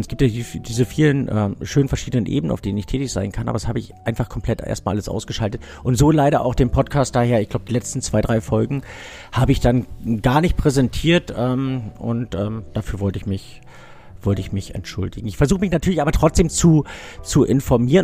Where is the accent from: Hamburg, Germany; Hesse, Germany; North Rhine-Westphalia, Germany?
North Rhine-Westphalia, Germany; Düsseldorf; born or raised there